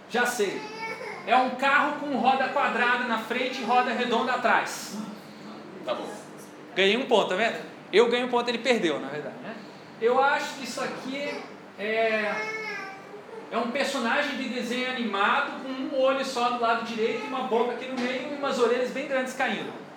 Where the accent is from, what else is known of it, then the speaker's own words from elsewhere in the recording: Rio de Janeiro, Brazil; eu sou carioca